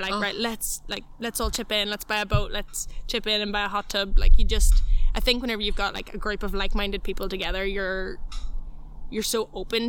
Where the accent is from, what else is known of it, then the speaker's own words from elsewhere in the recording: Donegal, Ulster, Ireland; moved away as an adult; also born or lived in Australia; now in Canada; like I was born in Donegal and I've always kind of moved around houses